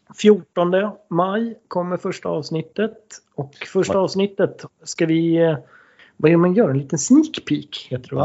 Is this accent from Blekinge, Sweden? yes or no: no; Stockholm, Stockholm County, Sweden; vi är ju båda från Stockholm och, eh, vi är ju uppvuxna i förorten Högdalen.